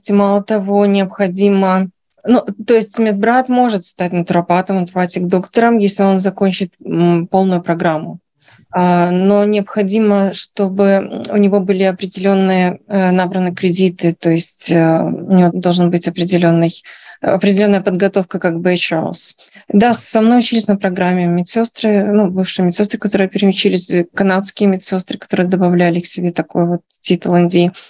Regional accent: Belarus; Я врач из Беларуси. И здесь я прошла полную программу переподготовки на натропатик доктора.

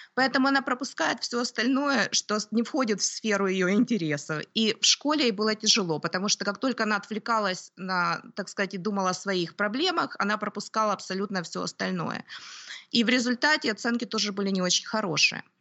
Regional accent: Kyiv, Ukraine; moved away as an adult; also born or lived in Toronto, Canada / Oakville, Canada; now in Canada; Я родилась на Украине, в городе Киеве

